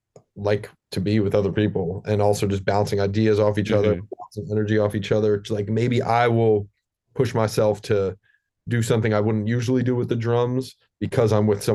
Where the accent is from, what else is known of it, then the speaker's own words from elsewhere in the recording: New York City, New York, United States; Like, you know, like we're both born and raised in New York City. So we came up in the scene